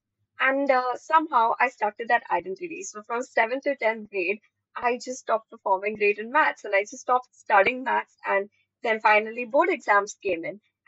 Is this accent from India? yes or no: yes; India; as an Indian, there are certain stereotypes with, you know, the way I speak